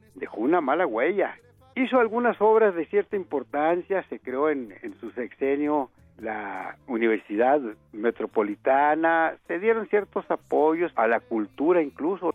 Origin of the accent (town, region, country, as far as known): Mexico